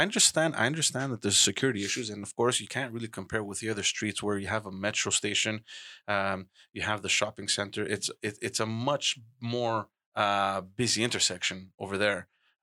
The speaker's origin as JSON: {"language": "English", "town": "Montreal", "region": "Quebec", "country": "Canada", "tie": "born or raised there", "said": "I remember growing up in Park Concession, we didn't have a police station."}